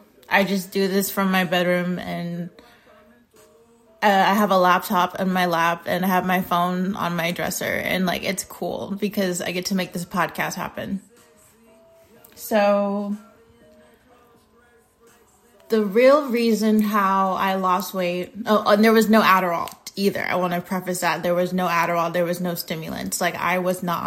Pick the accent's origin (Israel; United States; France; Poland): United States; I'm American.